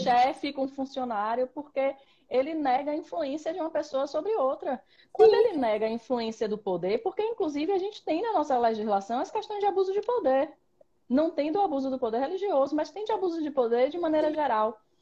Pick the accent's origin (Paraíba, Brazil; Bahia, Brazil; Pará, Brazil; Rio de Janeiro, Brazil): Bahia, Brazil; Salvador; eu nasci em Salvador, grande metrópole